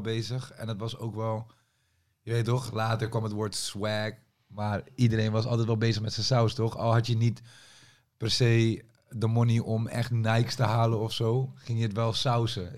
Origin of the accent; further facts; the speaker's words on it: Amersfoort, Utrecht, Netherlands; also born or lived in Leusden; ik kom zeg maar uit Amersfoort, maar ik heb ook een tijd in Leusden gewoond